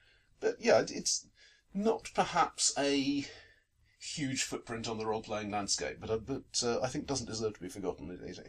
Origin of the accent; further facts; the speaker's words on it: United Kingdom; as British gamers